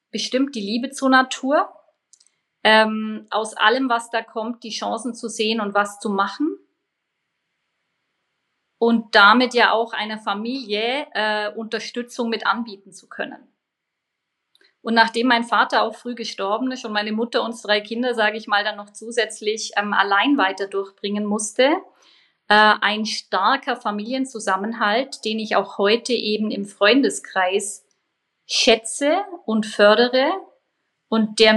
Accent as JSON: {"language": "German", "region": "Bavaria", "country": "Germany", "said": "Also als Allgäuerin natürlich Skifahren, was natürlich immer weniger geht."}